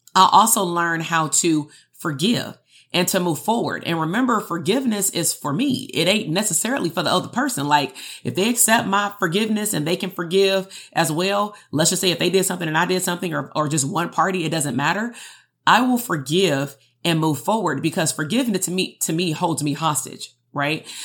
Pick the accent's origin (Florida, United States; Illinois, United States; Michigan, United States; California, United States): California, United States; Compton; growing up in Compton amongst my peers